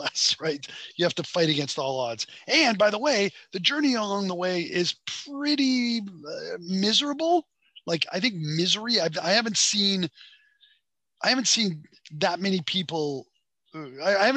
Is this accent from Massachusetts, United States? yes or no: yes; Boston, Massachusetts, United States; moved away as an adult; also born or lived in Beijing, China / Hong Kong; I grew up in Boston in a very Italian neighborhood